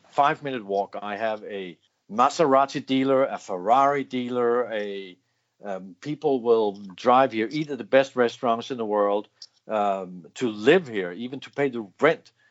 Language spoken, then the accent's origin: English; United Kingdom; We we we are British. We can do this.